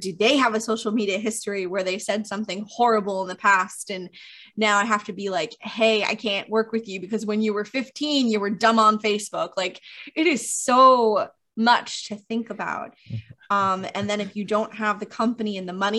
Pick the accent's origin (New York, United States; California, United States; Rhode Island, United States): New York, United States; We're all from New York